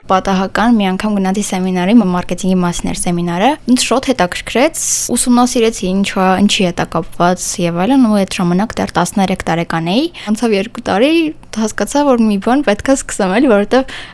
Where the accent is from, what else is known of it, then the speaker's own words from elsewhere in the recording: Yerevan, Armenia; Ես Երևանից։